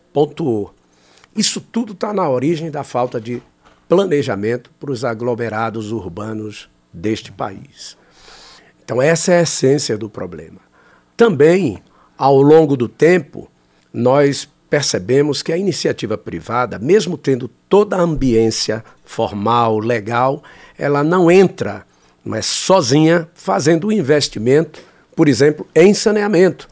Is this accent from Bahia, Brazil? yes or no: yes; Bahia, Brazil; eu sou da Bahia